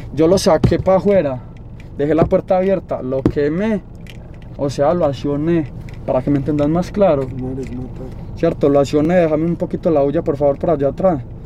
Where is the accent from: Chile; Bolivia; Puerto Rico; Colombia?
Colombia; Medellín, Antioquia; yo soy del Cora y no se lo voy a negar. Yo soy del Cora